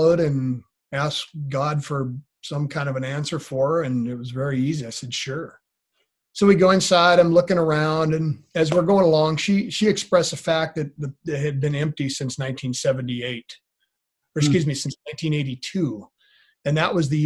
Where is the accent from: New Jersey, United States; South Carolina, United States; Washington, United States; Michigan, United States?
Washington, United States; Grayland; now in Yakima, United States; the home that I grew up in Grayland, Washington